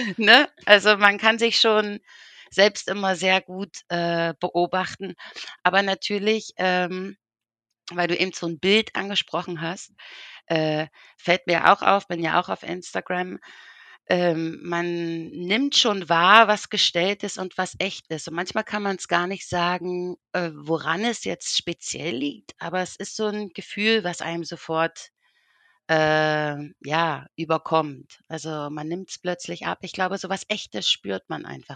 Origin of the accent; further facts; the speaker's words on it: Berlin, Germany; now in Switzerland; ich komme ursprünglich aus Berlin